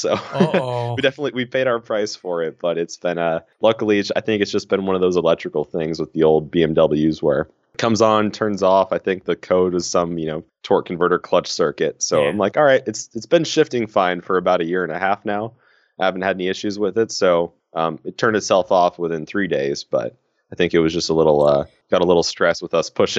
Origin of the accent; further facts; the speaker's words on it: West Coast, United States; now in Ohio, United States; So I'm from the West Coast originally, going to school in Ohio State right now.